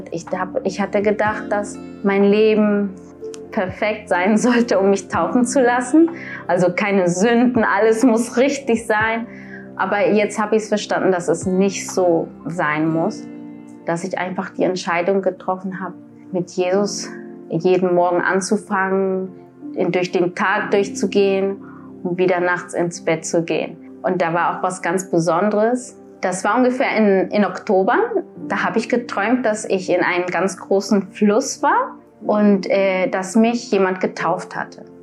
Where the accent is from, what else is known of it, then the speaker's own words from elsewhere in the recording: Colombia; also born or lived in Germany; Ich komme aus Kolumbien. Meine Kindheit habe ich hier in Deutschland verbracht. Ich bin mit drei Jahren hier angekommen, dann mit 14 Jahren wieder zurück nach Kolumbien mit meinen Eltern, meiner Oma, mein Opa.